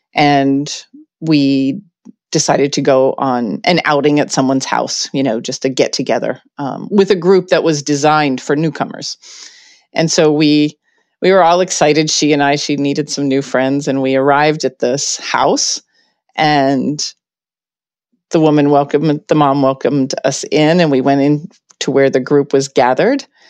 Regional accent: Pittsburgh, Pennsylvania, United States; I grew up in Pittsburgh

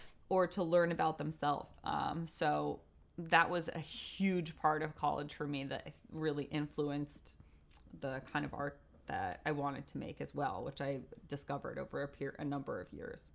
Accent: Westport, Connecticut, United States; moved away; also born or lived in New York; I grew up in Westport, Connecticut

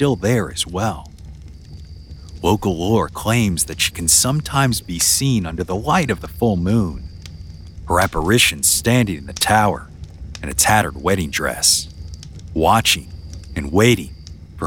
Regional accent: Louisiana, United States; moved away; my home state

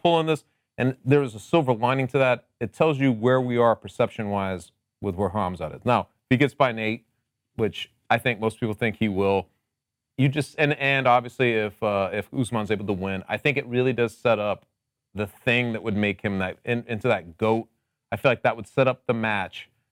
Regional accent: Connecticut, United States; I'm also from Connecticut, but I am known as the mayor of the Nutmeg State.

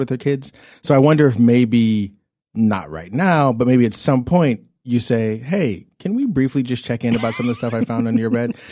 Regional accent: Pittsburgh, Pennsylvania, United States; now in California, United States; my hometown of Pittsburgh, Pennsylvania

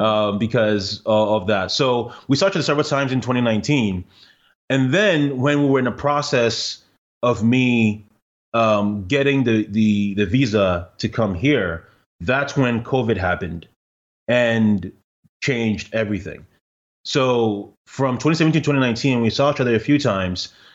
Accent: Ghana; now in Canada; I'm Ghanaian

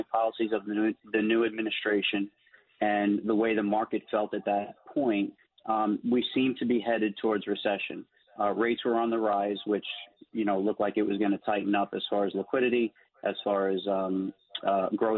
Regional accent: New York City, New York, United States; 100% Italian, well, 100% born and bred in New York City

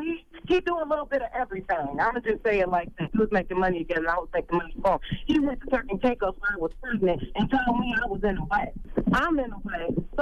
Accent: Detroit, Michigan, United States; Okay, well, I'm from Detroit.

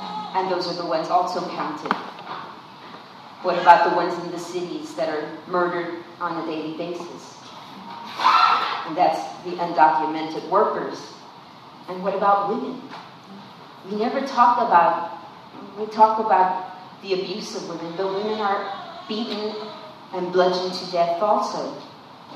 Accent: San Antonio, Texas, United States; I'm also from the West Side

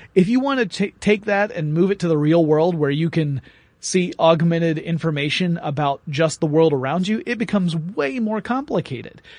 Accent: Atlanta, Georgia, United States; my hometown, Atlanta, Georgia

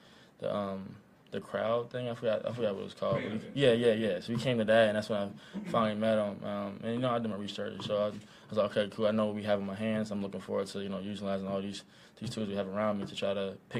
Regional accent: Cincinnati, Ohio, United States; now in Kansas City, United States; I'm from Cincinnati. We had Gold Star and you know, Skyline

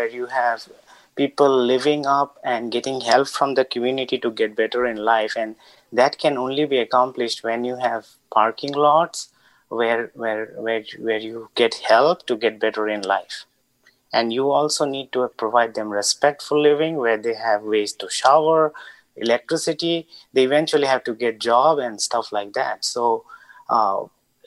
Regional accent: India; also born or lived in Bay Area; now in Mountain View, United States; I grew up in India and eventually became a naturalized citizen.

